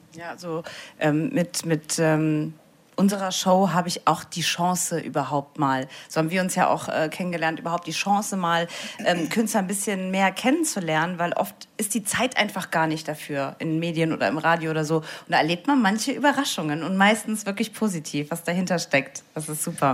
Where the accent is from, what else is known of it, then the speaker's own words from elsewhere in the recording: Saarbrücken, Saarland, Germany; Ich bin ja aus Saarbrücken